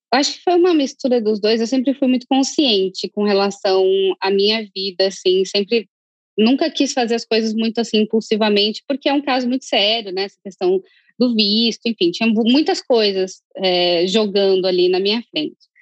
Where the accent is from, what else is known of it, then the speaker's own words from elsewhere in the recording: Curitiba, Paraná, Brazil; moved away as an adult; now in White Plains, United States; morava em Curitiba, no Brasil, e agora moro em White Plains, pertinho de Manhattan